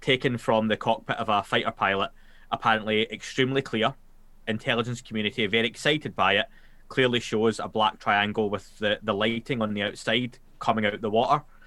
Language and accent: English; Glasgow, Scotland, United Kingdom; accent: Glaswegian; I'm Scot- a Scottish